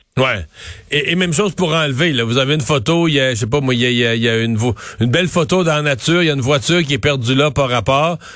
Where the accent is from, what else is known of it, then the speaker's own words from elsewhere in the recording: Cacouna, Quebec, Canada; je suis né à Kakuna, mais qui est Saint-Georges de Kakuna